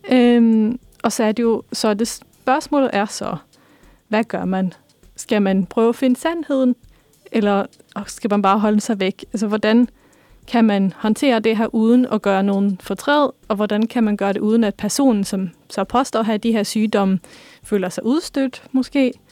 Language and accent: Danish; Norway; now in Denmark; så har jeg er opvokset i Norge primært, eller lidt rundt omkring.